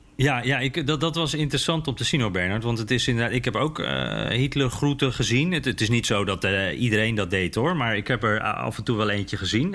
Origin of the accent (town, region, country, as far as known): Netherlands